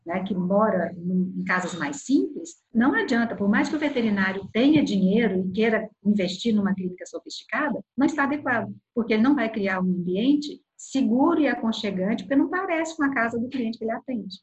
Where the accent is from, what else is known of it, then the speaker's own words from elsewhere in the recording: south of Minas Gerais, Brazil; now in Belo Horizonte, Brazil; sou do sul de Minas e estou em Belo Horizonte